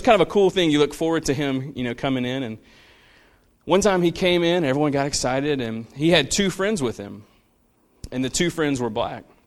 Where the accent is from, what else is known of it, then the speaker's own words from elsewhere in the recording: Central, United States; I grew up, I grew up in Central, which was not the Central that it is now. Like, it was much more of, like, a country town